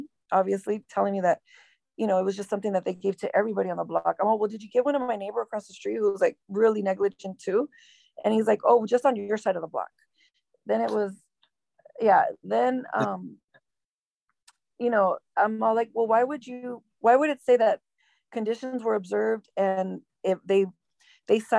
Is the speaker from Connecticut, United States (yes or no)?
no; Los Angeles, California, United States; also born or lived in Downey, California / Bell Gardens, California / La Habra, California / Brea, California; I grew up in Southeast Los Angeles.